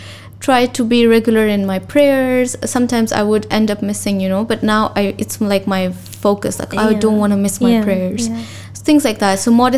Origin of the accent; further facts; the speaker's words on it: Pakistan; now in Dubai, United Arab Emirates; So being a Pakistani, it can be a bit tricky. Although we have a lot of multinational, like there's a lot of different nationalities living here in Dubai, and I love that.